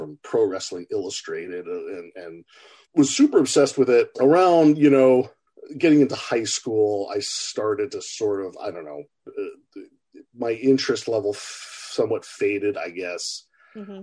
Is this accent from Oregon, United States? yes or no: yes; Portland, Oregon, United States; I was born in Portland, Oregon